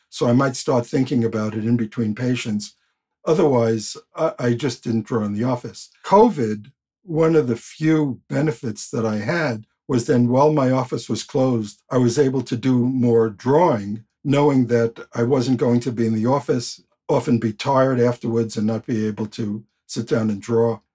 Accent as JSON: {"language": "English", "town": "New York City", "region": "New York", "country": "United States", "tie": "born or raised there", "said": "When I grew up in Queens in the nineteen fifties and sixties"}